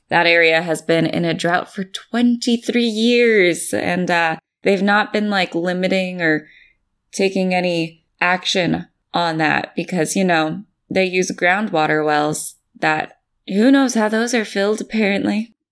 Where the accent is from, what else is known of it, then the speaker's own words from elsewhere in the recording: San Jose, California, United States; my hometown of San Jose